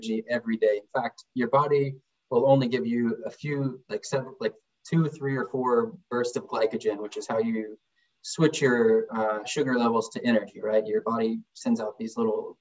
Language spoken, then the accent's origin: English; Seattle, Washington, United States; I'm Snoqualmie Indian and from Seattle, Washington, and I'm a proud father